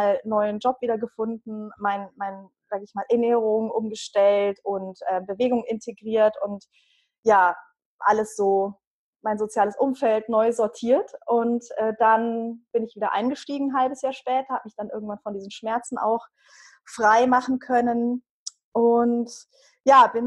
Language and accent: German; Bavaria, Germany; Ich äh, bin seit 15 Jahren, 15 Jahren, also ich bin aus Bayern, das hört man